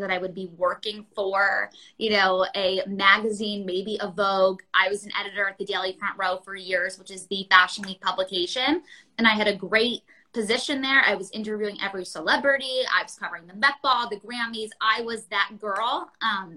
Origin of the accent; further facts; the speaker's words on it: New York City, New York, United States; growing up in New York City, surrounded by the stores, you walk up Madison Avenue